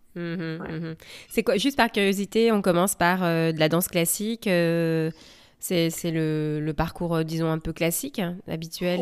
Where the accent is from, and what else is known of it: France; also born or lived in West Coast, United States; now in United States